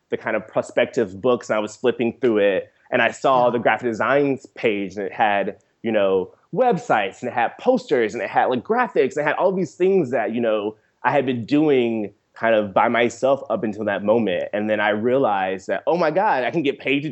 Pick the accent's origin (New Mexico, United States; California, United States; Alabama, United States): Alabama, United States; Seale; I grew up in rural Seal, Alabama